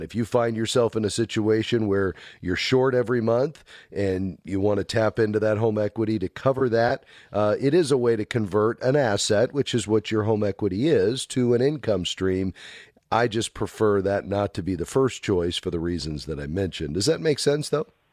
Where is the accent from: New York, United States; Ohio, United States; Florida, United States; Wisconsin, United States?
Florida, United States; Fort Lauderdale; my hometown, Fort Lauderdale, Florida